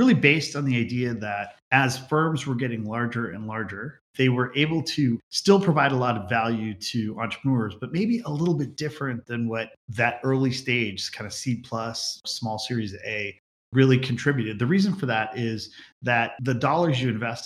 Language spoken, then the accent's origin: English; Silicon Valley, California, United States; moved away as an adult; also born or lived in Chicago / Washington, District of Columbia, United States / New York / Boston; I grew up in the Silicon Valley